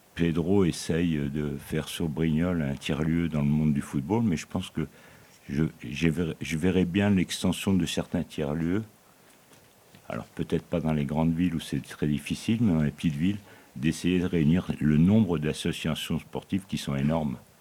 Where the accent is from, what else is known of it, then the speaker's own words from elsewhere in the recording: Aubagne, Provence-Alpes-Côte d'Azur, France; je suis d'Aubagne